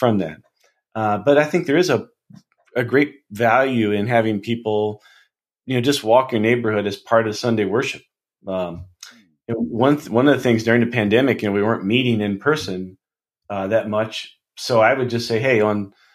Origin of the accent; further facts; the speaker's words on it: St. Albans, West Virginia, United States; now in Minneapolis, United States; my hometown, you know, St. Albans, West Virginia